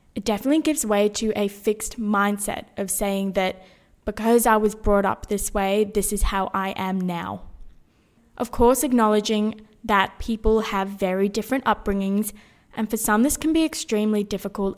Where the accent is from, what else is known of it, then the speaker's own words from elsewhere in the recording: Sydney, New South Wales, Australia; moved away as an adult; also born or lived in Brisbane; now officially back in my hometown, Sydney